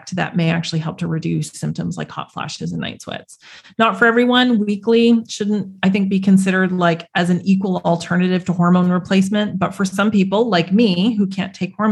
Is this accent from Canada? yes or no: yes; Canada; where I grew up in Canada